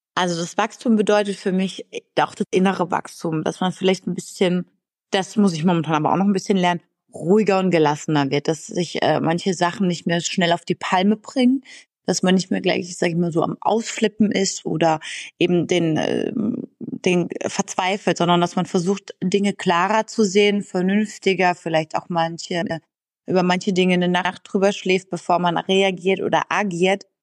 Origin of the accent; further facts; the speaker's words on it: near Freiburg, Baden-Württemberg, Germany; also born or lived in Berlin; now in Düsseldorf, Germany; komme aber eigentlich gebürtig aus Richtung, also in der Nähe von Freiburg